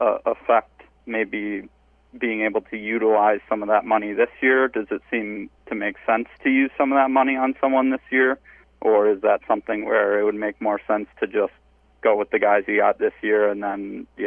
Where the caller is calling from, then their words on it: Rochester, New York, United States; from Rochester.